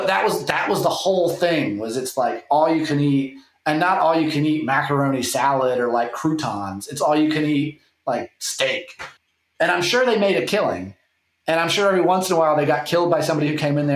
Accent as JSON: {"language": "English", "region": "the South", "country": "United States", "tie": "born or raised there", "said": "I grew up in the South"}